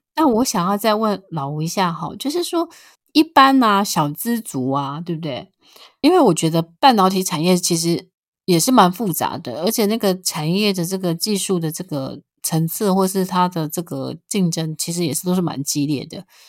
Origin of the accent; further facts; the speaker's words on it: Taiwan; 那我们台湾的股民也非常地爱台积电